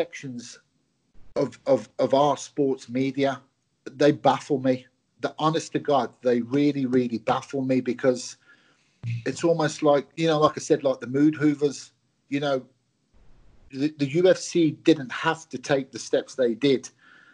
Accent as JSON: {"language": "English", "region": "England", "country": "United Kingdom", "tie": "born or raised there", "also_born_or_lived": "Glasgow, Scotland", "said": "I moved down to England as a young boy, went to school and lived, you know, the vast majority of my life up till now, obviously, in England"}